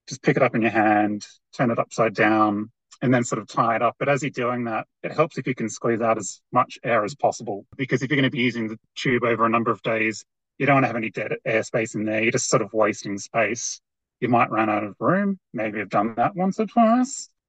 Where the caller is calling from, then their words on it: Mount Buller, Victoria, Australia; I'm calling in from Bulla Bulla, which is also known as Mount Buller in Victoria